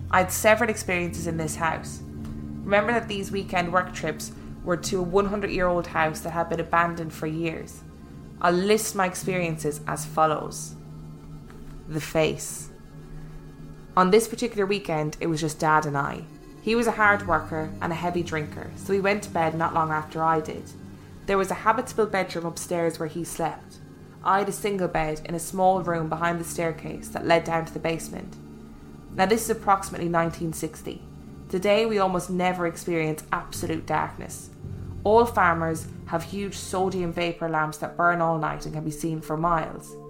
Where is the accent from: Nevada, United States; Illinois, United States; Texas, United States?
Illinois, United States; farm was in rural Illinois, near a town of about 900 people, mostly Norwegian farmers. It was like growing up in Lake Wobegon.